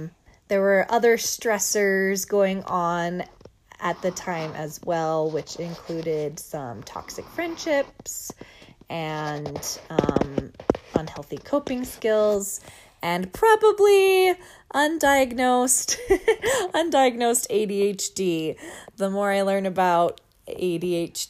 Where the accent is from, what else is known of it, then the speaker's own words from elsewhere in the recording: Wyoming, United States; I grew up in Wyoming, and so there were lots of mountains nearby